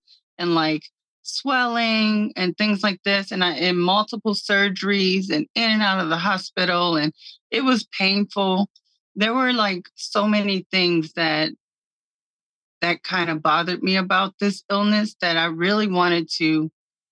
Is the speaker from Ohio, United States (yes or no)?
yes; Cincinnati, Ohio, United States; also born or lived in Hyattsville, Maryland; I was born in Cincinnati, raised between Cincinnati and Hyattsville, Maryland